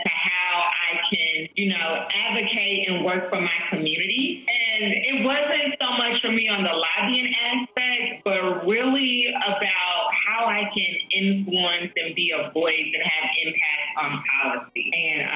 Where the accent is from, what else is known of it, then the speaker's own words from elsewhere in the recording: Louisville, Kentucky, United States; also born or lived in Washington, D.C.; born and raised in Louisville, Kentucky